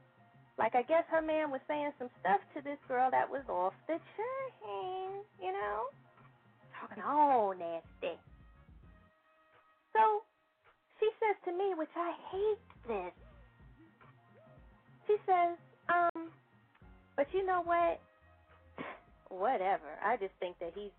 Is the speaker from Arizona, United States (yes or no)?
no; Chicago, Illinois, United States; moved away; I'm from Chicago originally